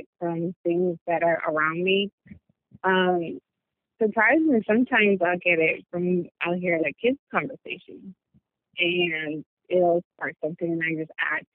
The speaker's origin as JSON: {"language": "English", "region": "New Jersey", "country": "United States", "moved": "yes", "lives_now": "Charlotte, United States", "said": "I'm based out of Charlotte. I'm originally from New Jersey, so my designs have a bit of a Jersey swag to it."}